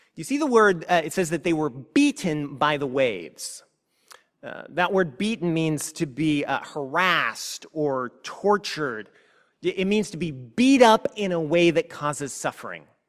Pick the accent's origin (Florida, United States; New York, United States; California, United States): California, United States; I was from California